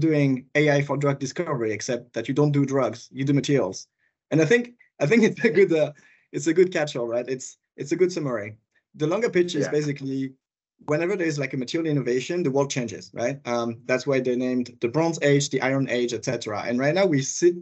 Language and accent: English; France; accent: French; English is a second language; moved away as an adult; also born or lived in West Coast, United States / Switzerland; I'm originally from France, you might hear it from my accent